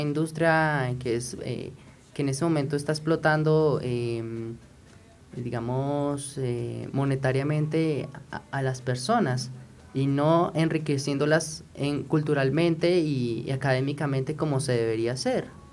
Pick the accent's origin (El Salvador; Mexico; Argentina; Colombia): Colombia; nosotros como colombianos